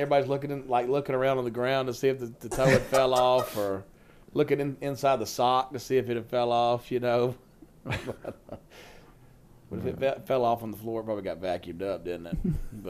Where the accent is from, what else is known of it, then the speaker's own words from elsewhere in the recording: Alabama, United States; I was born and raised in Alabama. I told you that. And, grew up in church. I actually grew up Church of God.